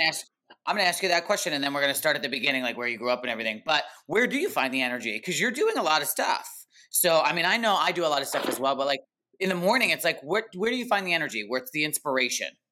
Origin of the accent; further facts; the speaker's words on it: East Coast, United States; moved away as an adult; now in Los Angeles, United States; I'm actually originally an East Coaster, New Jersey and New York.